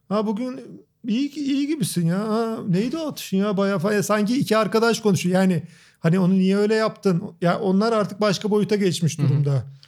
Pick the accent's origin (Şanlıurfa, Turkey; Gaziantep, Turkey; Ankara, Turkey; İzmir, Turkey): Ankara, Turkey; moved away as an adult; doğma büyüme Ankara